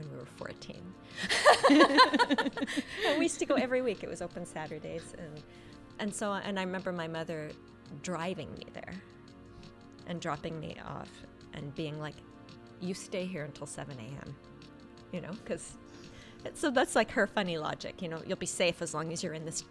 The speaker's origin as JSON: {"language": "English", "town": "Toronto", "region": "Ontario", "country": "Canada", "said": "we used to go to a club called the Voodoo Club in Toronto in the 80s, and I think the first time we went there, I think we were 13 years old."}